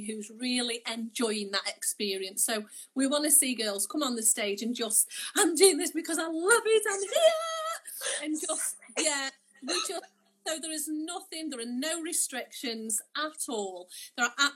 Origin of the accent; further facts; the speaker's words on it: Stoke-on-Trent, West Midlands, United Kingdom; I'm from Stoke